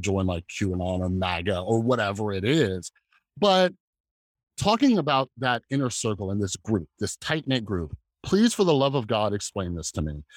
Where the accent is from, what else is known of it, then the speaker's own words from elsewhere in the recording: Las Vegas, Nevada, United States; I grew up in Las Vegas